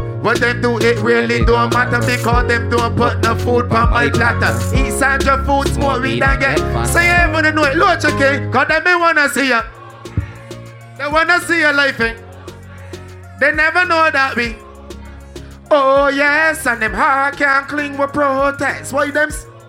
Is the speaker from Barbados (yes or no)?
yes; Barbados; now in United States; Big up me island. I love Detroit and time we tell them. You know that, I'm from Barbados.